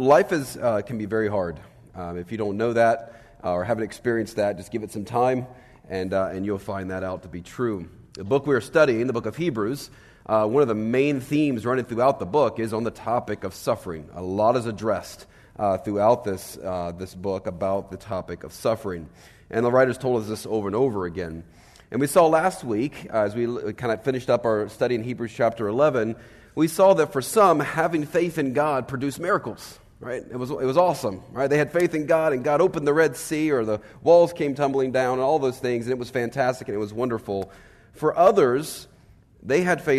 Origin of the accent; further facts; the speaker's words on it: Virginia, United States; I am from Virginia